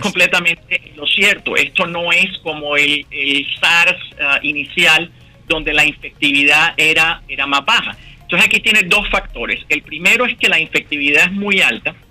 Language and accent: Spanish; Barranquilla, Atlántico, Colombia; moved away as an adult; also born or lived in Bogotá, Colombia / Boston, United States; now in Pittsburgh, United States; soy de Barranquilla, como tú mencionaste, estudié en la Universidad Javeriana en Bogotá y me vine para Estados Unidos en el, año 89